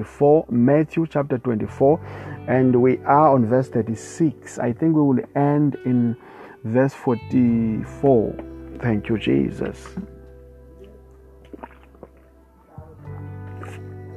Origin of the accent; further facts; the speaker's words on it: South Africa; I come from South Africa, and we have a lot of traditionalists here, people who don't worship God, but worship the spirit of ancestors, whatever it is, praise God. So I also grew up in the same kind of environment